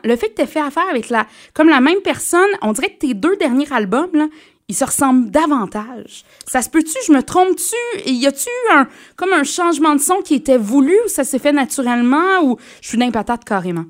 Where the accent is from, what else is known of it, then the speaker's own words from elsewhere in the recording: Mauricie, Quebec, Canada; chez nous en Mauricie